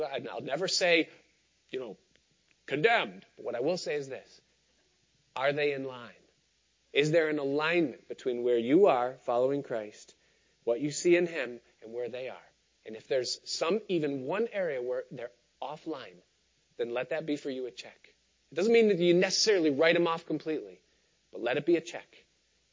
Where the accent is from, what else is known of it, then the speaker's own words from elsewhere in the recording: Rochester, New York, United States; When I was growing up outside of Rochester in the 1980s